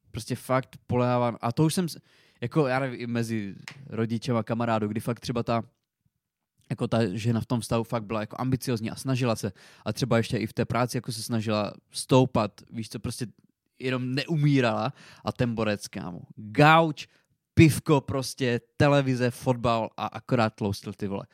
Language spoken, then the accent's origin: Czech; Přerov, Olomouc Region, Czechia; u nás v Přerově